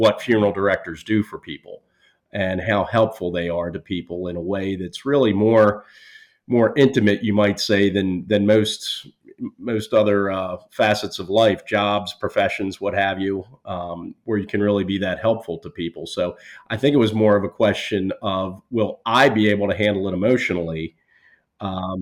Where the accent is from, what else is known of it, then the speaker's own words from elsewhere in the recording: Baltimore, Maryland, United States; this is my hometown.